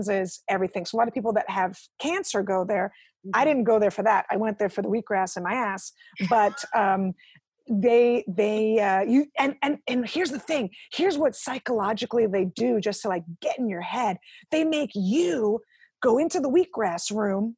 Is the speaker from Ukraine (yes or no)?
yes; Ukraine; moved away; I was born in the Ukraine